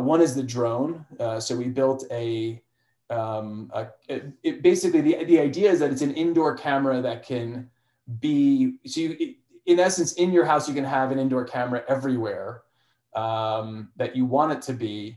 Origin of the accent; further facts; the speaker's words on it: Chester, New Jersey, United States; moved away as an adult; also born or lived in Boston, Massachusetts; So I grew up in New Jersey. For people actually probably know Northern Jersey in Chester, near Morristown